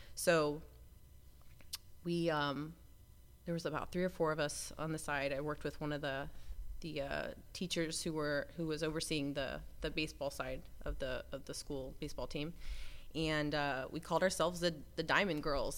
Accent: Tampa, Florida, United States; I grew up in Tampa, Florida, in Ybor City area

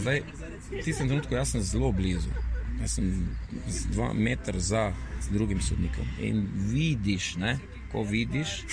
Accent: Maribor, Slovenia

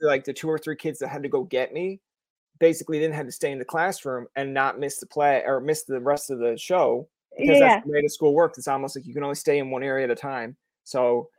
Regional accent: Newfoundland and Labrador, Canada

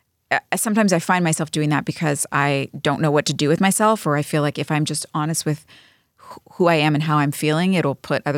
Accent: New York, United States; I'm a New Yorker.

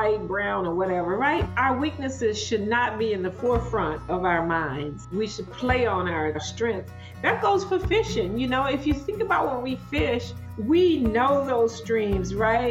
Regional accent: Mississippi Delta, southeast Arkansas, United States; I grew up right on the Louisiana border in southeast Arkansas near the Mississippi River

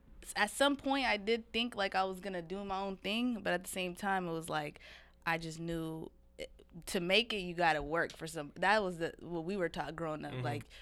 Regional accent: Seattle, Washington, United States; growing up in South Seattle

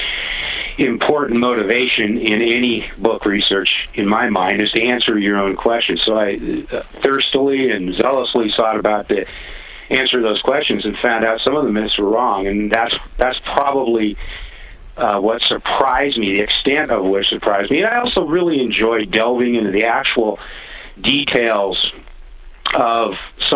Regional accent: Eugene, Oregon, United States; I grew up in Eugene, Oregon.

